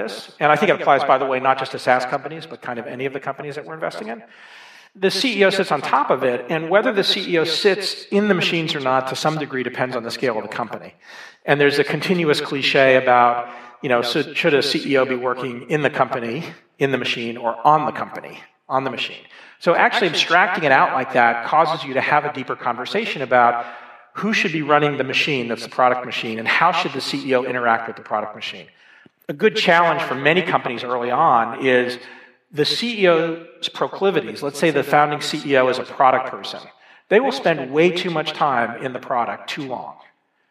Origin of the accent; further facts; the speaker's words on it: Dallas, Texas, United States; also born or lived in Boston; now in Boulder, United States; I grew up in Dallas, Texas.